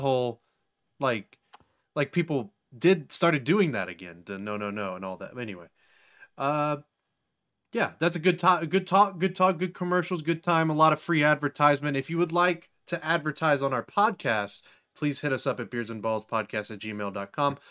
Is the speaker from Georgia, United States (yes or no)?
yes; Georgia, United States; I grew up here in Georgia